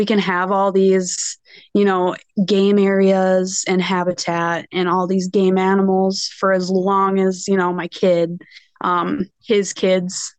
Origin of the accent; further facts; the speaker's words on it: West Michigan, United States; I grew up and I currently live in West Michigan